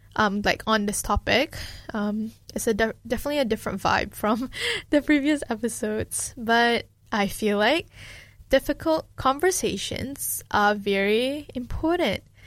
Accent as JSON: {"language": "English", "country": "Malaysia", "moved": "yes", "lives_now": "Dunedin, New Zealand", "said": "someone who grew up in a collectivistic culture, being Malaysian"}